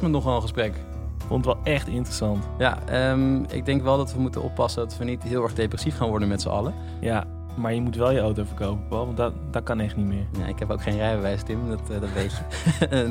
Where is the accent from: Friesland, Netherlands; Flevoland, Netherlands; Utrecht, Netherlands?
Flevoland, Netherlands; Almere; ik kom uit Almere, ik ben daar opgegroeid